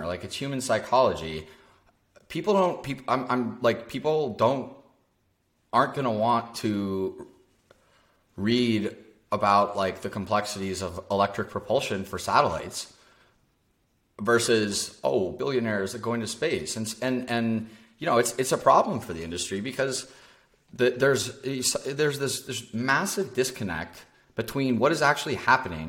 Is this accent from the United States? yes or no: yes; Dallas, Texas, United States; now in Austin, United States; I grew up in Dallas